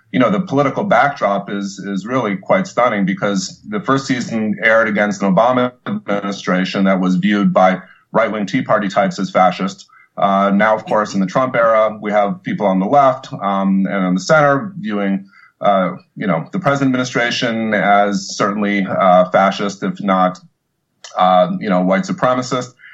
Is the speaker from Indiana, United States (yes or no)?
yes; Bloomington, Indiana, United States; moved away; our synagogue in Bloomington was actually firebombed